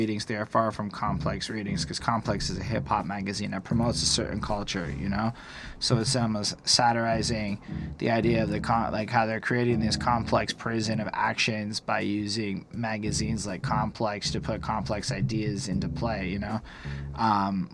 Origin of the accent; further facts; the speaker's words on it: Canada; as a Canadian